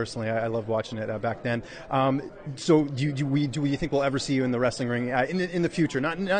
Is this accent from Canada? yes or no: yes; Canada; I'm from Canada